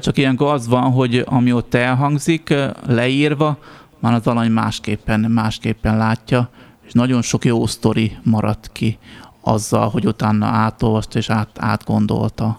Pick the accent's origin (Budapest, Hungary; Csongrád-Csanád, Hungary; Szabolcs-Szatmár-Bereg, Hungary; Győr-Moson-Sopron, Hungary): Szabolcs-Szatmár-Bereg, Hungary; Nyírmada; ahol felnőttem Nyírmadán